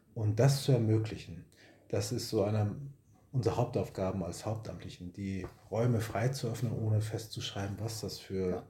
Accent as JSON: {"language": "German", "town": "Bochum", "region": "North Rhine-Westphalia", "country": "Germany", "tie": "born or raised there", "also_born_or_lived": "Marburg / Herne / Witten", "said": "stamme aus Bochum, tief im Westen bin ich geboren worden, also auf Kohle geboren, sagt man im Ruhrpott."}